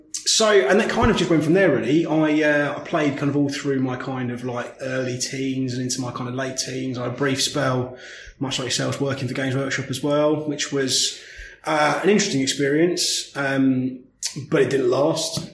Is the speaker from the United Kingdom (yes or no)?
yes; St Albans, East of England, United Kingdom; I grew up in St Albans.